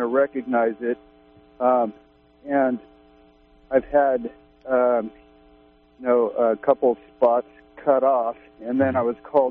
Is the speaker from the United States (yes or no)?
yes; Southern California, United States; now in Humboldt County, California, United States; I grew up in Southern California